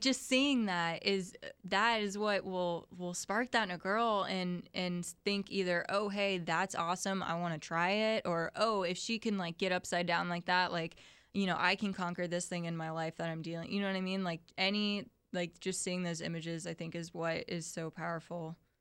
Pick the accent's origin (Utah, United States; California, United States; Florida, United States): Florida, United States; Ocala; moved away as an adult; also born or lived in St. Augustine, Florida; I'm from Ocala originally